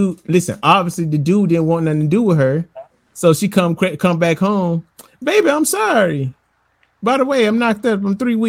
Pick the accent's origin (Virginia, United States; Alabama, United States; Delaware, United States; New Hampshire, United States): Alabama, United States; Oh, I'm from Alabama, bro.